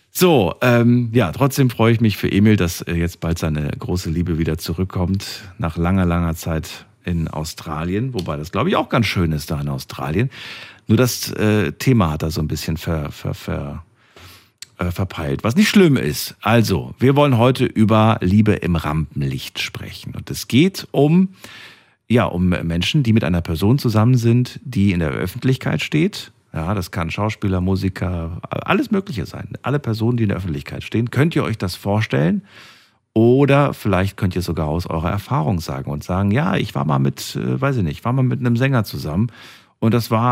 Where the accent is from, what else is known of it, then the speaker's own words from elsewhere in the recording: Neuss, North Rhine-Westphalia, Germany; Grüß ich komme aus Neuss.